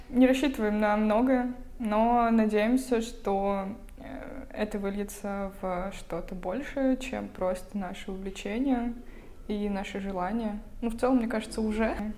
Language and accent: Russian; Vologda, Vologda Oblast, Russia; moved away as an adult; now in Saint Petersburg, Russia; Я сама из Вологды, относительно тоже недалеко отсюда